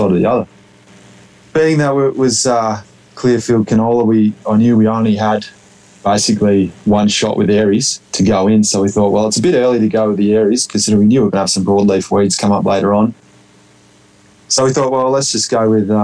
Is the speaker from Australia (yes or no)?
yes; Australia; moved away as an adult; also born or lived in Saskatchewan, Canada; now in Osler, Canada; being a native Australian